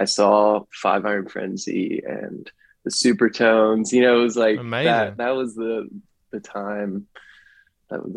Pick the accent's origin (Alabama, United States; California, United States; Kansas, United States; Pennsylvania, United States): Pennsylvania, United States; I grew up in Pennsylvania